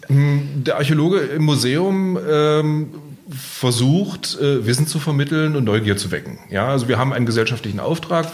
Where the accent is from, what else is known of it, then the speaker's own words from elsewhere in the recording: Magdeburg, Saxony-Anhalt, Germany; now in Bavaria, Germany; ich komme eigentlich aus Magdeburg, also in Mitteldeutschland.